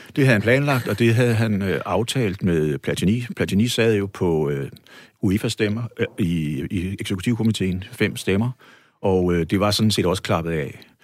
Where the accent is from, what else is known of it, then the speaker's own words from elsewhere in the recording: Odense, Southern Denmark, Denmark; hjemme i Odense